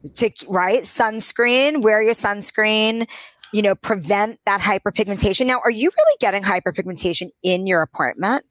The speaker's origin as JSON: {"language": "English", "town": "New York City", "region": "New York", "country": "United States", "tie": "born or raised there", "said": "I grew up in New York City"}